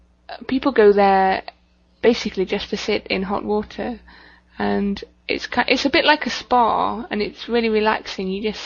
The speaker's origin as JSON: {"language": "English", "country": "United Kingdom", "said": "I am quite British"}